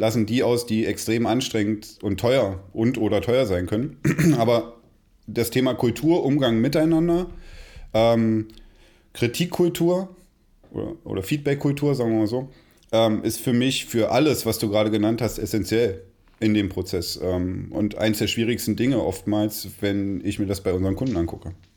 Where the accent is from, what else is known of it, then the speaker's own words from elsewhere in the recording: Magdeburg, Saxony-Anhalt, Germany; ich bin in Magdeburg zum Kindergarten gegangen